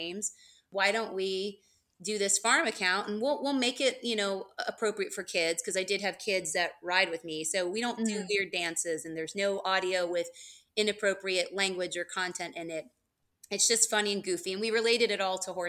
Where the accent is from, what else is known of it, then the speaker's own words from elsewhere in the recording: Georgia, United States; I'm from Georgia